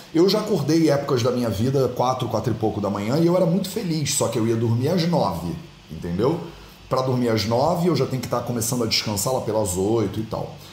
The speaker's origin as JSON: {"language": "Portuguese", "region": "Rio de Janeiro", "country": "Brazil", "tie": "born or raised there", "also_born_or_lived": "India / Portugal", "moved": "as an adult", "said": "Eu fui criado no Rio de Janeiro, na beira da praia"}